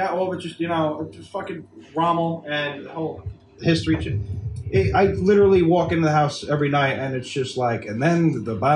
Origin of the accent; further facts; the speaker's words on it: New York, United States; We're from New York. We are in New York.